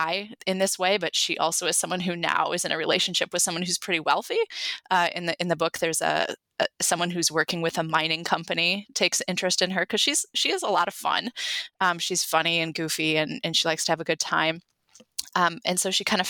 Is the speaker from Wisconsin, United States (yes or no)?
yes; Sturgeon Bay, Wisconsin, United States; I grew up in Door County. I grew up in Sturgeon Bay